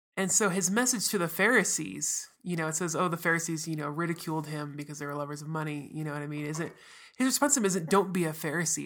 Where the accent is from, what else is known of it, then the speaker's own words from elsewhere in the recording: United States; as an American